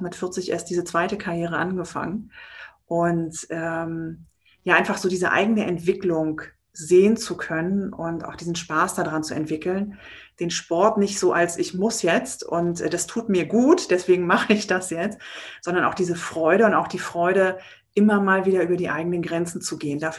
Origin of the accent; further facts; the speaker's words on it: Baltic coast, Germany; now in Berlin, Germany; Und ich bin eigentlich ein Kind der Küste von der Ostsee oben und wohne schon sehr lange in Berlin und werde das aber auch demnächst ändern.